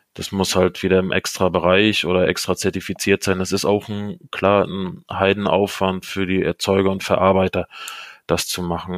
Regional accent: Germany; bei uns in Deutschland

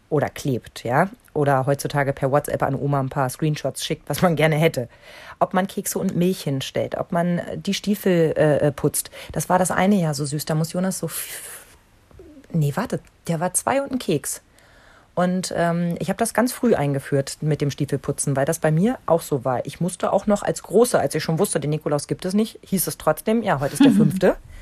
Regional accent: East Germany, Germany; in der DDR

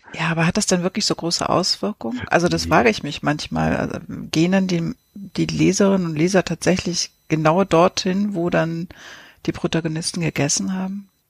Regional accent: Lübeck, Schleswig-Holstein, Germany; moved away; als ich in Travemünde noch gelebt habe als Kind

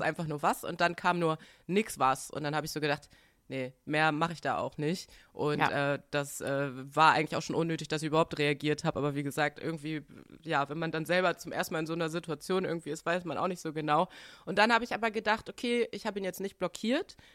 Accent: Bremen, Germany; also born or lived in Washington DC; ich bin 1990 in Washington DC geboren und ähm, ja, mein äh, Vater ist Amerikaner, meine Mutter ist Deutsche mhm. und ähm, ich bin äh, mit fünf Jahren nach äh, Bremen gezogen

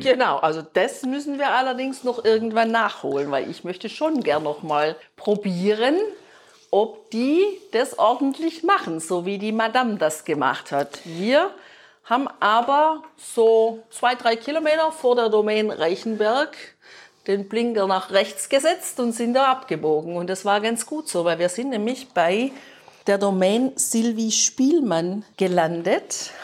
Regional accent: Tübingen, Baden-Württemberg, Germany; meine Heimat, in der ich aufgewachsen bin, an Tübingen.

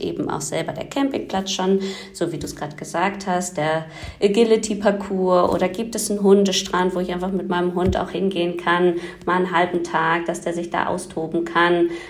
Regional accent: Germany; bei uns in Deutschland

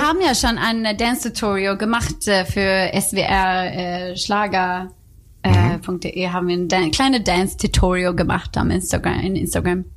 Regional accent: Rödeby, Blekinge, Sweden; German is a second language; now in Cologne, Germany; ich komme aus Schweden

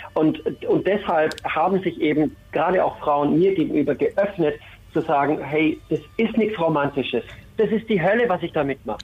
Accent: Nuremberg, Bavaria, Germany; moved away; meine Heimat Nürnberg

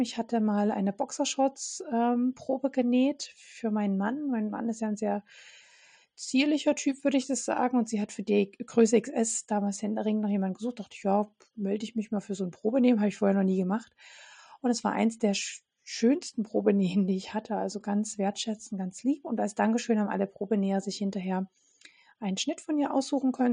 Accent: Radebeul, Saxony, Germany; in meiner Heimatstadt Radebeul, was übrigens neben Dresden liegt

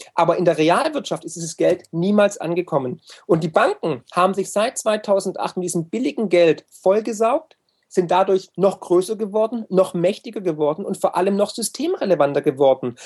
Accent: Swabia, Germany; also born or lived in United States; als Schwabe, der ich ja bin

